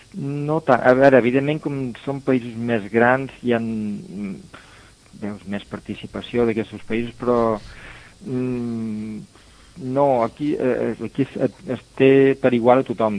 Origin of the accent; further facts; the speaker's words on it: Torredembarra, Catalonia, Spain; moved away as an adult; now in Brussels, Belgium; vaig néixer a Tarlambarra, fill de pastissers